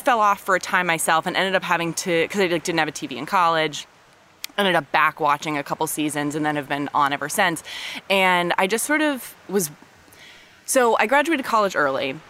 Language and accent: English; Palo Alto, California, United States; now in Los Angeles, United States; I'm from Palo Alto originally